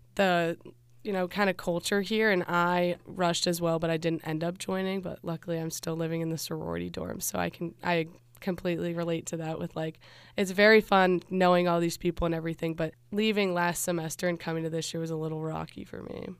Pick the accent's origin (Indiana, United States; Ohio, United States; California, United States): Ohio, United States; Loveland; I'm from Cincinnati, Ohio, more specifically, the little town of Loveland